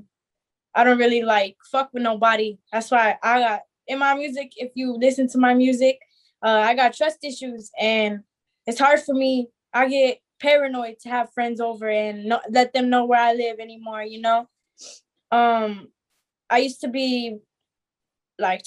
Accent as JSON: {"language": "English", "town": "Azusa", "region": "California", "country": "United States", "tie": "born or raised there", "said": "I always lived here in California. I grew up and right here in SGV, Azusa"}